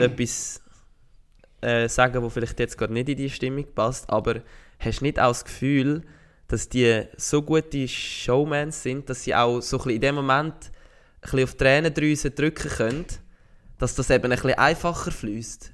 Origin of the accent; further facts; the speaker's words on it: Switzerland; als stolzer Schweizer